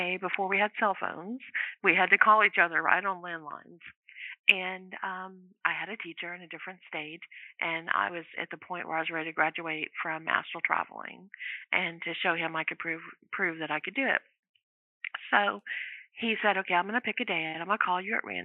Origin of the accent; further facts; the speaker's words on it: Louisiana, United States; I'm from Louisiana